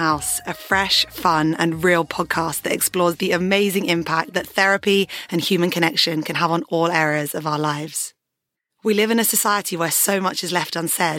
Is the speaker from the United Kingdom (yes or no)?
yes; Surrey, South East England, United Kingdom; I was born in Surrey and into a pretty standard family